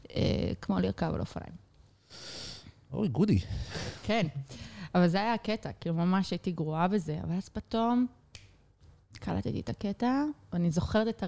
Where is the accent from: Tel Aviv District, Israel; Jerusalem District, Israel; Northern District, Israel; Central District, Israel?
Central District, Israel; Petah Tikva; born there; נולדתי בפתח תקווה.